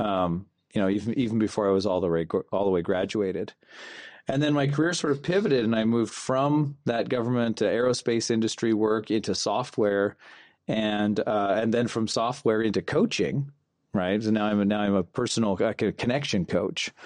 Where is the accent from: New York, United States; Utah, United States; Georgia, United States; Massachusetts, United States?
Utah, United States; Kanab; also born or lived in Fillmore, Utah; we grew up in Kanab